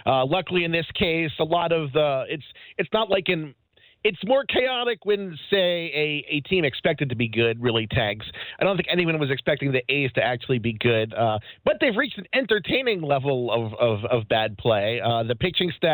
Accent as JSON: {"language": "English", "town": "Baltimore", "region": "Maryland", "country": "United States", "said": "And I'm from Baltimore"}